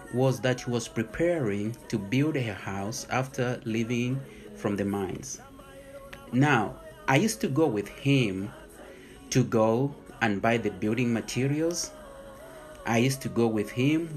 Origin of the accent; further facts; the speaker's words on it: Mufulira, Copperbelt Province, Zambia; moved away as an adult; also born or lived in South Africa; now in Flossmoor, United States; I was born in Mufulira, Zambia. I lived in the mining township there. And my father worked in the mines as a nurse